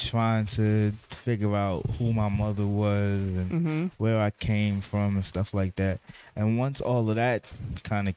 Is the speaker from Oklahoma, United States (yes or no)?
no; New York City, New York, United States; also born or lived in Bronx, New York; I'm a kid that was born in the Bronx, raised in Queens